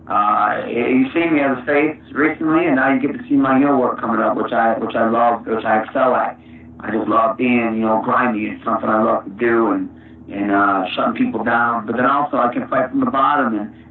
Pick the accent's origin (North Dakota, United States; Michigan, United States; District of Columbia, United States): Michigan, United States; Saginaw; I'm from Saginaw.